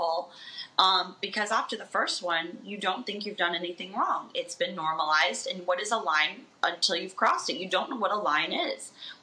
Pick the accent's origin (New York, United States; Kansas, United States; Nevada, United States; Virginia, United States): Nevada, United States; Las Vegas